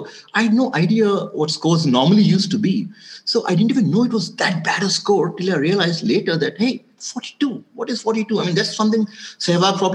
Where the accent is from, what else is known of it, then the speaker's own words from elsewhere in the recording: Orissa, Odisha, India; also born or lived in Delhi / Hyderabad / Mumbai / Europe; now in Bangalore, India; I was born in Orissa, grew up in Orissa. Then I moved to Delhi.